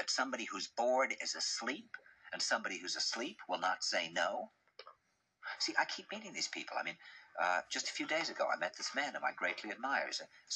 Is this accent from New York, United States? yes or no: yes; New York, United States; I said, "New York."